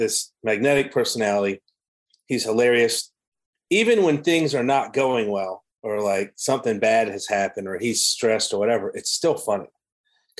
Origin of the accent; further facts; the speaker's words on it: Savannah, Georgia, United States; moved away as an adult; also born or lived in Washington; now in Ormond Beach, United States; I'm from Savannah, Georgia. I grew up, born and raised in Savannah, Georgia.